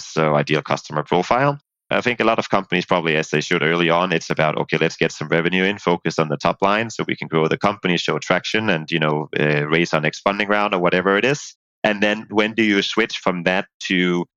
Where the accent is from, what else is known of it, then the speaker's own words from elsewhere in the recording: Denmark; moved away as an adult; also born or lived in Dublin, Ireland; where I'm from Denmark